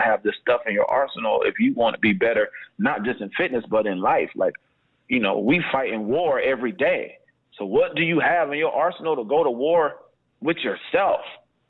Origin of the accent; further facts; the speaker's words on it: Berlin, Germany; We got a different bond because we grew up in Berlin, Germany together.